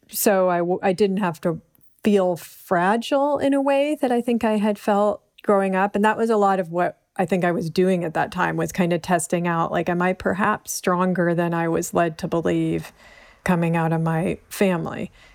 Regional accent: Berkeley, California, United States; growing up in Berkeley

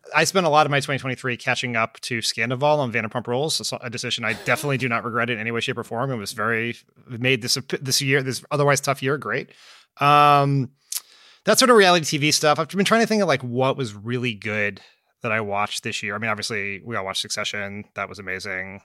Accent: near Philadelphia, Pennsylvania, United States; I grew up near Philly

